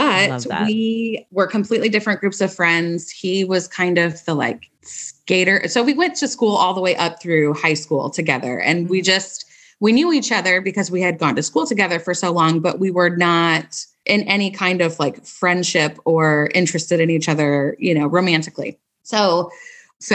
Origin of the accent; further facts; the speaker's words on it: St. Louis, Missouri, United States; also born or lived in Springfield, Missouri; I've been born and raised in St. Louis